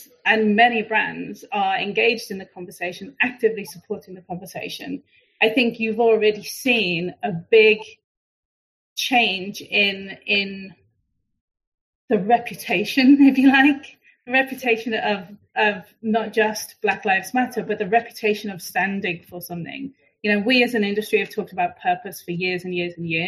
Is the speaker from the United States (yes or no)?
no; United Kingdom; we're British